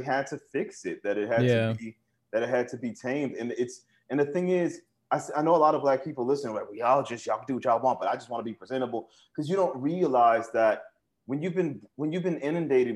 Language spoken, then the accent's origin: English; New Orleans, Louisiana, United States; growing up in New Orleans, the way I did